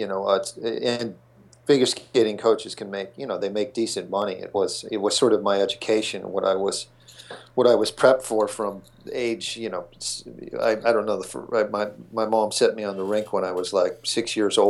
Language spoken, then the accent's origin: English; King of Prussia, Pennsylvania, United States; moved away as an adult; also born or lived in New York; I grew up outside of Philadelphia, yeah, near King of Prussia Mall